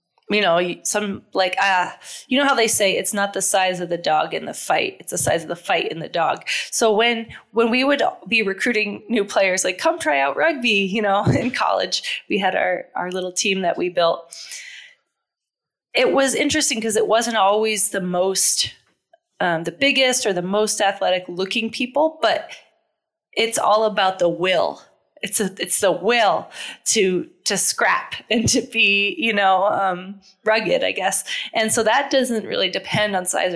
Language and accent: English; New Hampshire, United States; I'm from New Hampshire originally